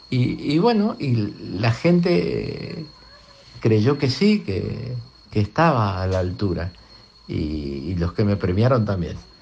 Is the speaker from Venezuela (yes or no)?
no; Argentina; todos creciéramos como argentinos